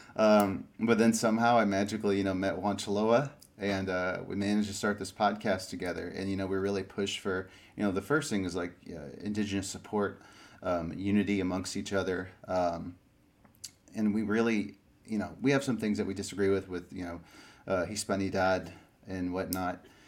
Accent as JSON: {"language": "English", "town": "Springfield", "region": "Illinois", "country": "United States", "tie": "born or raised there", "also_born_or_lived": "Peru", "said": "I moved to uh, you know Illinois. Grew up in a city called Springfield for a lot of my life."}